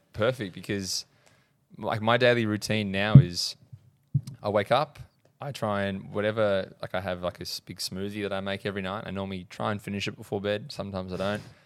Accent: Horsham, Victoria, Australia; I grew up in Horsham, Country

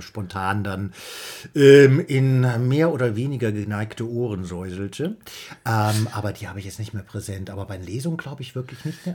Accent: Saarland, Germany; ich bin bin ja auch im Saarland aufgewachsen

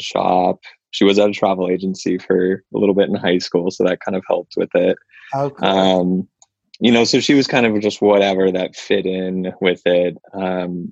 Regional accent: Santa Rosa, California, United States; also born or lived in Sacramento; I grew up in Santa Rosa, so up in Sonoma County, north of the city. And so I grew up there from being born up until moving to Sacramento for the undergrad program

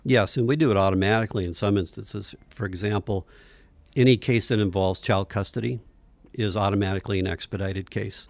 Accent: Fairbanks, Alaska, United States; I grew up in Fairbanks when it was maybe a 15,000 person town

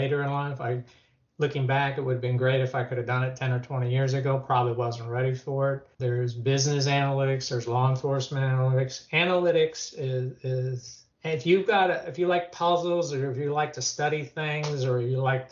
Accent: Florida, United States; moved away; I'm from Florida originally. I thought about moving back to Florida

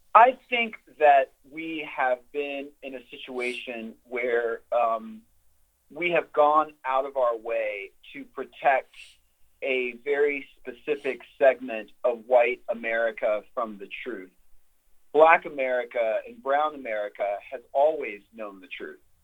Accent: Texas, United States; my home state of Texas

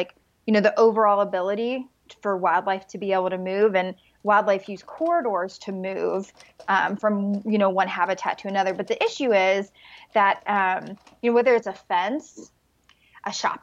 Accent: Mississippi, United States; now in Boulder, United States; I'm from Mississippi, which is fairly rural, but like in Colorado, I live in Boulder

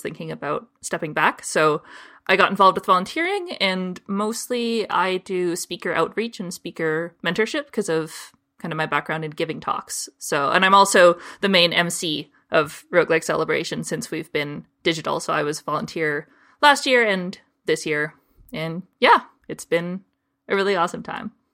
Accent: Canada; I'm from Canada

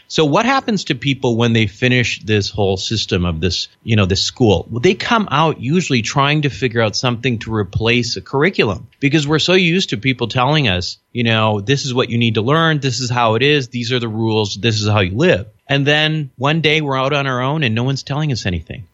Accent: Minnesota, United States; I'm a child of immigrants. I'm, you know, I, I grew up in Minnesota.

